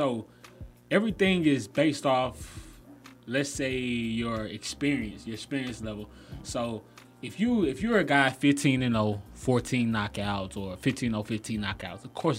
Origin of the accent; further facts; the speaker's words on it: Decatur, Georgia, United States; I'm from Decatur.